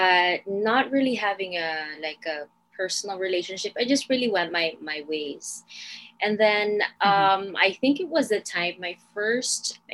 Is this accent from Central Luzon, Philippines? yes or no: no; Manila, Metro Manila, Philippines; I am from the Philippines. I am from Manila